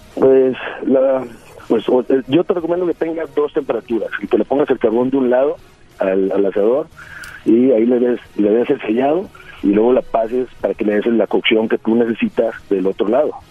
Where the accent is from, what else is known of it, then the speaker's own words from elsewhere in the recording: Tamaulipas, Mexico; accent: Norteño; soy de Tamaulipas